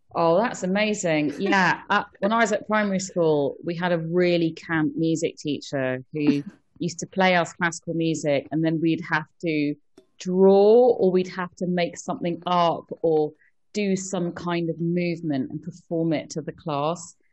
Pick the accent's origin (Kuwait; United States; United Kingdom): United Kingdom; London; I grew up in London